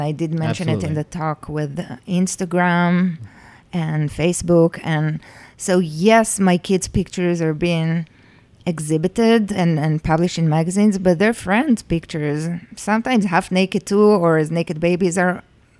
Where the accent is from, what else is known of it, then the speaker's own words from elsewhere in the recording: Jerusalem, Jerusalem District, Israel; In Jerusalem.